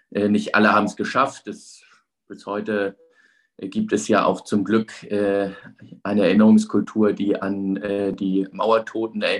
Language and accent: German; Hamburg, Germany; ich bin ja in Hamburg aufgewachsen, also ich hab, bin jetzt mit der DDR nicht groß in Berührung gekommen